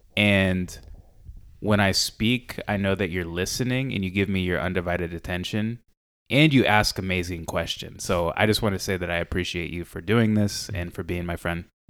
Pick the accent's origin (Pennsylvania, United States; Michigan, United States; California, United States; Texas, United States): California, United States; San Diego; growing up in San Diego